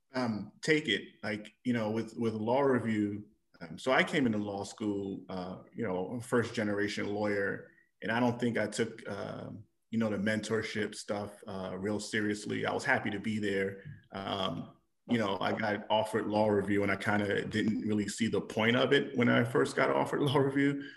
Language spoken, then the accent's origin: English; New York, United States; moved away as an adult; now in Illinois, United States; I'm born and raised in New York